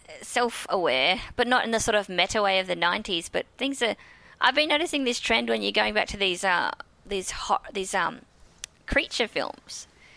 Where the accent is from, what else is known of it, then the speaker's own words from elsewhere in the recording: Australia; I'm Australian.